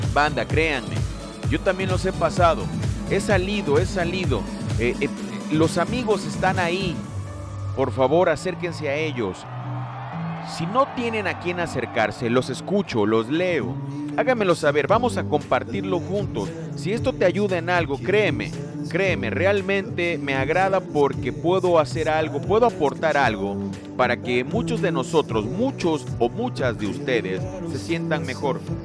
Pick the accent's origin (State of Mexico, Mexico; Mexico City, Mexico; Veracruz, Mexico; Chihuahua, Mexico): Veracruz, Mexico; Lerdo de Tejada; de donde yo soy originario